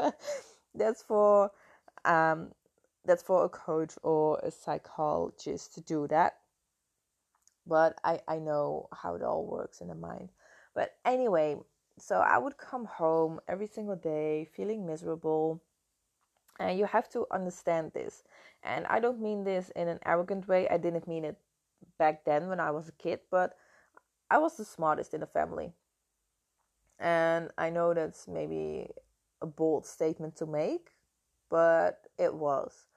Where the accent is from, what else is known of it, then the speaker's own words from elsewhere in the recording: Netherlands; English is a second language; moved away as an adult; now in Canary Islands, Spain; I'm from the Netherlands, uh, I'm not living in the Netherlands at the moment, I moved to the Canary Islands five years ago.